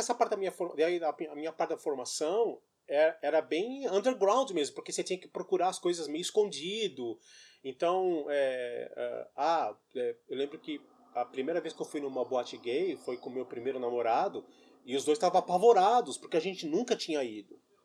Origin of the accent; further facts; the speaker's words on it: São Paulo, Brazil; Nascido e criado em São Paulo